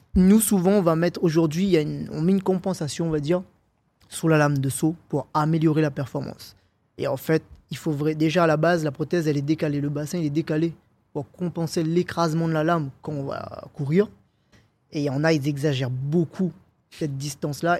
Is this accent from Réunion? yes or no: yes; Réunion; moved away as an adult; also born or lived in Paris; quand j'étais chez moi à la Réunion